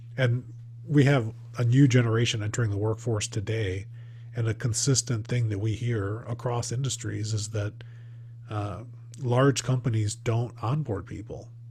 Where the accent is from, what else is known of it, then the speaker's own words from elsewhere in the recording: Midwest, United States; I grew up in the Midwest